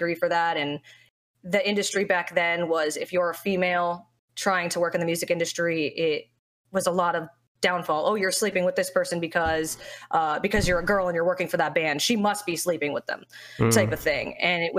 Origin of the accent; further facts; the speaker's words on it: South Florida, United States; Florida. South Florida